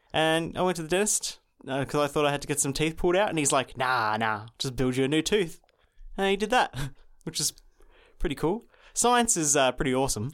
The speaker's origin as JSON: {"language": "English", "country": "Australia", "said": "I'm Australian"}